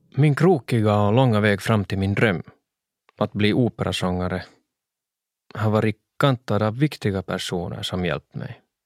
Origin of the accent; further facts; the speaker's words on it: Swedish-speaking Finland, Finland; olika teaterscener hemma i Svenskfinland